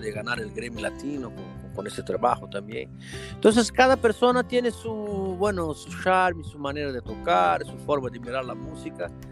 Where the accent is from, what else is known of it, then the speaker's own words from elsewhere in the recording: Brazil; Spanish is a second language; moved away as an adult; now in Lisbon, Portugal; Nosotros que venimos de grandes ciudades de Brasil, ¿no? Como Río, San Paulo